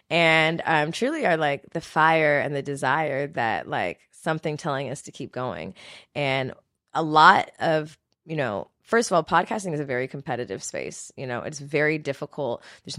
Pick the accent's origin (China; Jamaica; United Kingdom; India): Jamaica; I'm a Jamaican.